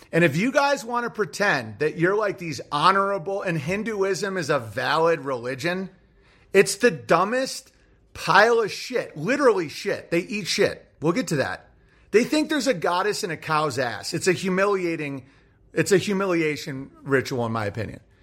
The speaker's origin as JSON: {"language": "English", "country": "United States", "said": "I'm an American"}